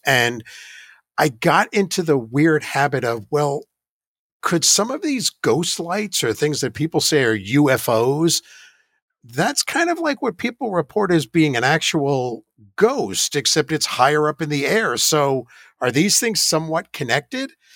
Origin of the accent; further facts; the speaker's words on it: New York, United States; moved away as an adult; also born or lived in Georgia / Ohio; I grew up in New York next to what I thought was the Crybaby Bridge